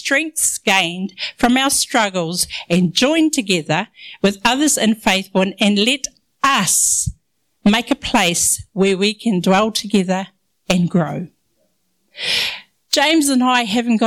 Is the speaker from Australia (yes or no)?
no; Ngāpuhi, Northland, New Zealand; accent: Maori; I'm brown. I'm from Ngāpuhi.